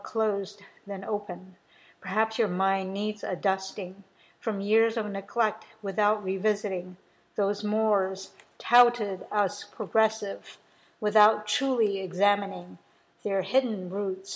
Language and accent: English; United States; I'm American